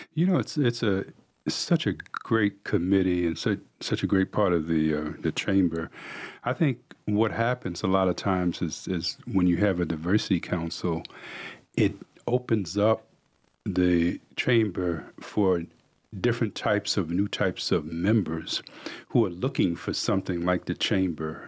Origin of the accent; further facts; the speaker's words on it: New York City, New York, United States; now in Cornelius, United States; I grew up in New York City